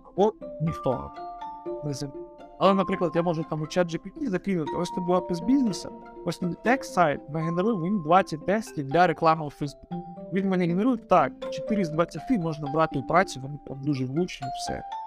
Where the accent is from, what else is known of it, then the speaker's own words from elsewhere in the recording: Donetsk Oblast, Ukraine; сам я з Донецької області, у мене там дуже багато родичів у Донецькій області